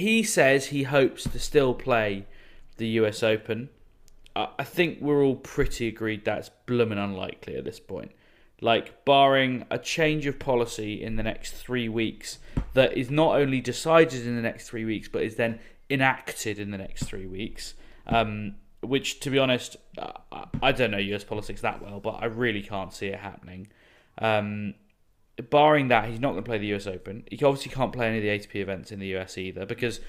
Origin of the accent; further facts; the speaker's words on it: Yorkshire and the Humber, United Kingdom; I was actually born there and grew up in the county, no less